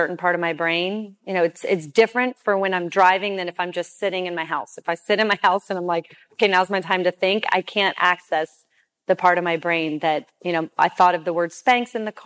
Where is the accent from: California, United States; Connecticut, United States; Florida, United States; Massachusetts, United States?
Florida, United States; Clearwater; I was born on Clearwater Beach in America